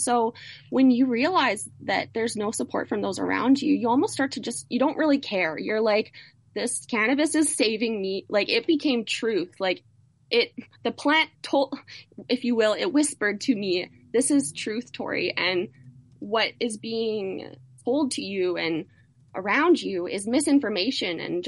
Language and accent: English; Canada; as a Canadian